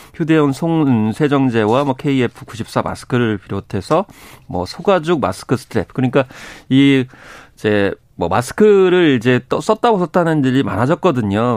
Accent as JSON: {"language": "Korean", "town": "Seosan", "region": "South Chungcheong", "country": "South Korea", "tie": "born or raised there", "moved": "yes"}